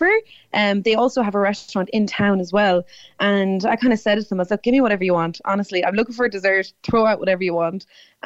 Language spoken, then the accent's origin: English; Tipperary, Munster, Ireland; now I'm from Tipperary